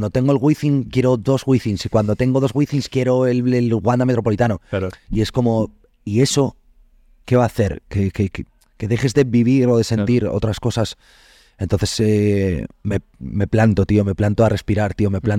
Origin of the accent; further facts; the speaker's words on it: Asturias, Spain; soy asturiano